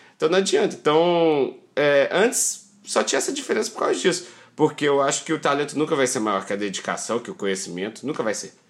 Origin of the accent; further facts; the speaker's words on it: Belo Horizonte, Minas Gerais, Brazil; also born or lived in Felixlândia; Sou de Belo Horizonte, beleza, mas eu fui criado assim, ia é sempre para Felizlândia, meu pai é de Felizlândia.